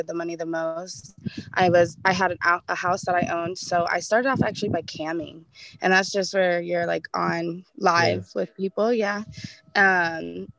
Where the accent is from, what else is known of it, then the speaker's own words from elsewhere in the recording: Arizona, United States; I grew up in Arizona